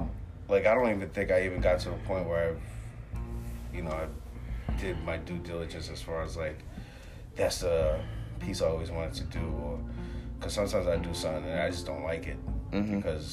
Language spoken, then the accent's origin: English; Philadelphia, Pennsylvania, United States; now in Worcester, United States; I'm from Philly